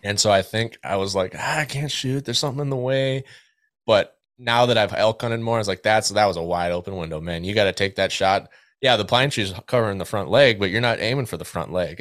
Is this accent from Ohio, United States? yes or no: no; West Central Minnesota, United States; now in Twin Cities, United States; I grew up in West Central Minnesota